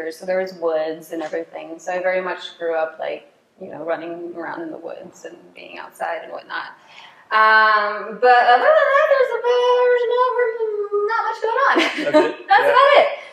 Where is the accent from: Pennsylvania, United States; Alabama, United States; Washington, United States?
Pennsylvania, United States; Mars; moved away; also born or lived in Bloomsburg, Pennsylvania; Growing up in Mars was just like, I don't know, it's kind of like a redneck area